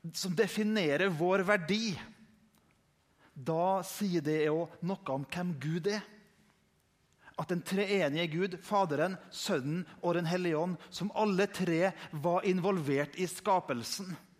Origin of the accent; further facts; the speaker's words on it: Indre Nordmøre, Møre og Romsdal, Norway; der jeg kommer fra på Indre Nordmøre